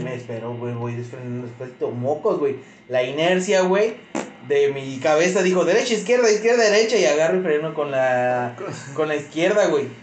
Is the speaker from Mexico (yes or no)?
yes; Mexico; Como buen mexicano